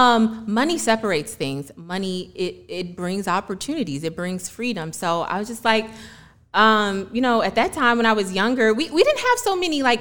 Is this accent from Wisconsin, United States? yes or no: no; Detroit, Michigan, United States; moved away as an adult; also born or lived in New York / Washington, D.C. / Atlanta; growing up in Detroit